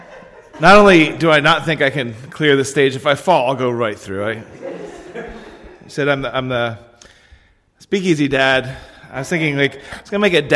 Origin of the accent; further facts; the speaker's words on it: Pennsylvania, United States; I'm from Pennsylvania.